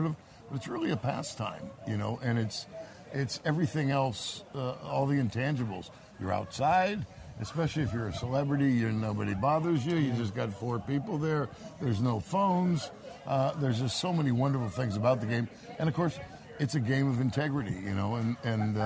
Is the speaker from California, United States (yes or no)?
yes; Northern California, United States; We're all from Northern California here